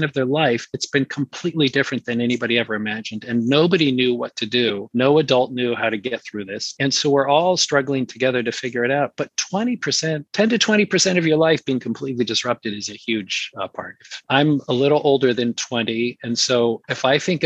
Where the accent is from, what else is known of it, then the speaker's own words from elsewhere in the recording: San Francisco, California, United States; I grew up in San Francisco. So I was kind of born and raised in the culture of the Bay Area.